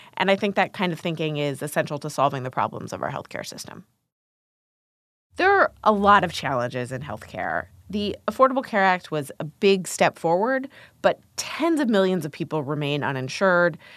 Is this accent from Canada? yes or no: no; Columbus, Ohio, United States; moved away; I grew up in Columbus, Ohio, as the child of two molecular biologists.